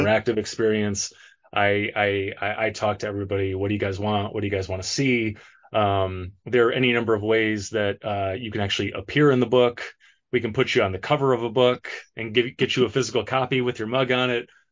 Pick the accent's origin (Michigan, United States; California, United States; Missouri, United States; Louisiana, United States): Michigan, United States; Detroit; moved away as an adult; now in Los Angeles, United States; I'm from Michigan. I'm actually from Detroit